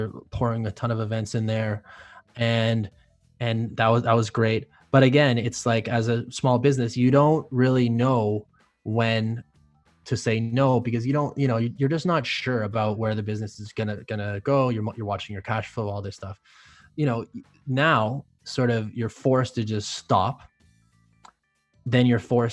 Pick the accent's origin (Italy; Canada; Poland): Canada; being a Canadian